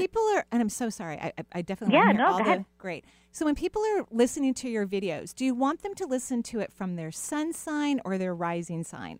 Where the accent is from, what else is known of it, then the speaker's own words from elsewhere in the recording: United States; Washington people, I kind of think that we're a little passive aggressive.